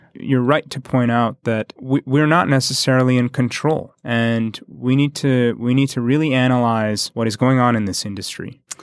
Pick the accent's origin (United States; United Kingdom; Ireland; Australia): United States; we in the States